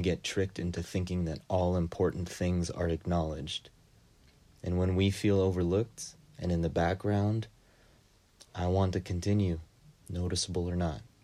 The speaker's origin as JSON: {"language": "English", "country": "United States", "tie": "born or raised there", "said": "as a Filipino-Japanese immigrant who grew up and is working in the U S"}